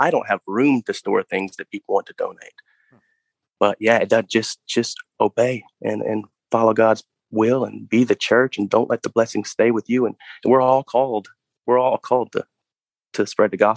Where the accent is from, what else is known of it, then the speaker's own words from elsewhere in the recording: Texas, United States; My dad stayed in Texas